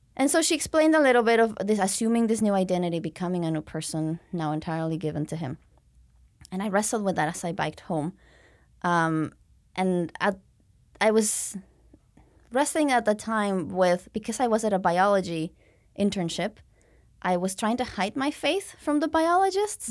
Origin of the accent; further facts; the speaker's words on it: Mexico City, Mexico; also born or lived in Victoria, Canada; I was born and raised in Mexico City, uh, but then studied abroad